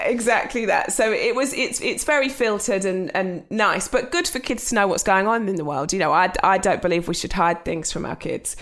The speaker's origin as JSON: {"language": "English", "area": "Essex", "region": "East of England", "country": "United Kingdom", "tie": "born or raised there", "said": "I grew up in Essex with my mum."}